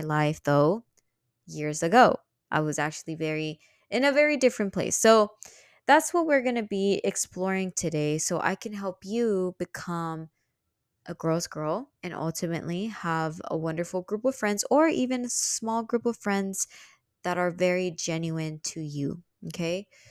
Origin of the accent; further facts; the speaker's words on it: Houston, Texas, United States; also born or lived in New York; I was from Houston